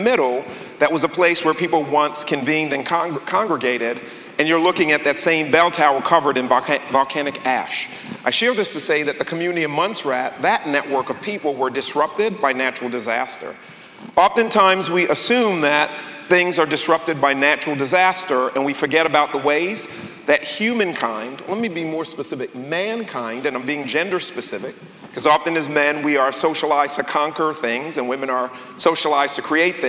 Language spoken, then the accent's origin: English; New York City, New York, United States; our community became a West Indian community where I grew up in the Bronx